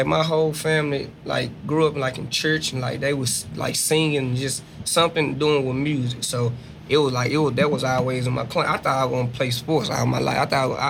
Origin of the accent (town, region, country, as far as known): Dallas, Texas, United States; accent: Southern